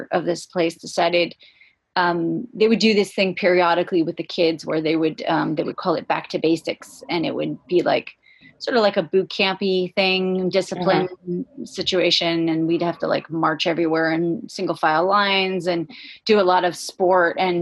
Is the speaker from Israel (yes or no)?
yes; Israel; also born or lived in California / Los Angeles; my brothers and I went to live with my mom in Los Angeles for 2 years, and then we moved to Israel.